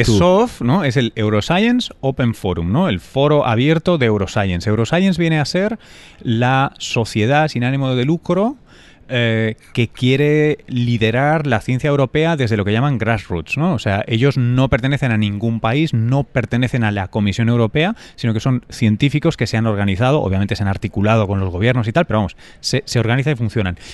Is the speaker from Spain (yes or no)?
yes; Spain; moved away; also born or lived in New York; yo soy español